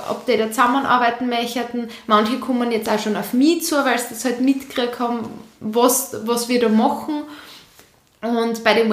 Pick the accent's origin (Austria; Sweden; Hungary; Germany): Austria; Leoben, Styria; also born or lived in Vienna; ich bin in Leoben geboren worden, bin mit 14 dann nach Wien gegangen auf eine Hotel- und Tourismusschule, habe dann gemerkt, dass das nicht meins ist, bin dann wieder zurück nach Leoben